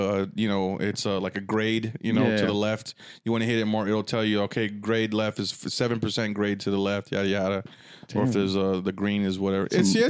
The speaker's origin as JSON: {"language": "English", "country": "Germany", "tie": "born or raised there", "moved": "yes", "said": "I grew up in Germany. My childhood, it was in Germany."}